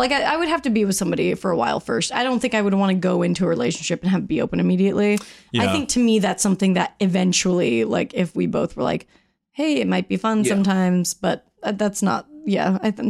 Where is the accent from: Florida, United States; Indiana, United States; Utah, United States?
Utah, United States; Salt Lake City; also born or lived in Palm Springs, California; I was born in Palm Springs, California. Shout out to Eric's nuptials. I was raised in Salt Lake City